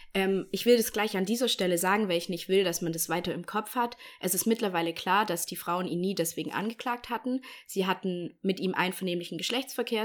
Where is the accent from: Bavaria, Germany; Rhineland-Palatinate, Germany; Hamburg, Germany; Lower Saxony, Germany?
Bavaria, Germany; moved away; ich komme aus Bayern